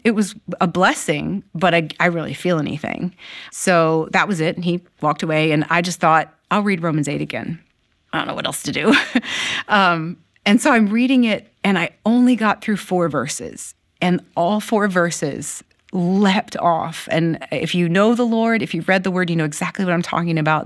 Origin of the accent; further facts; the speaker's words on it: Maryland, United States; also born or lived in Ohio; I was eight years old and we moved from Ohio to Maryland